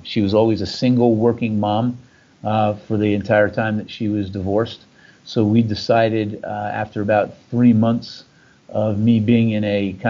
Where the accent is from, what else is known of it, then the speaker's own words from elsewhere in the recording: Jersey Shore, New Jersey, United States; I grew up on the Jersey Beach coasts.